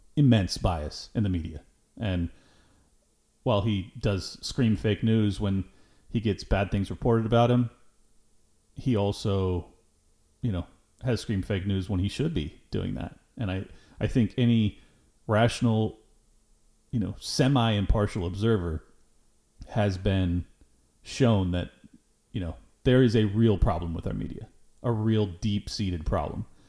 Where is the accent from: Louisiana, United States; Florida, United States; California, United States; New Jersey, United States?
California, United States; Southern; I am born and raised in Southern California